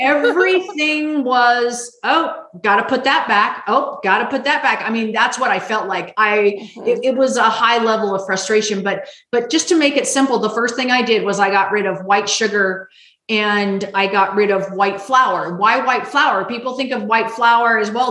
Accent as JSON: {"language": "English", "town": "Las Vegas", "region": "Nevada", "country": "United States", "tie": "born or raised there", "said": "I grew up in Las Vegas, Nevada"}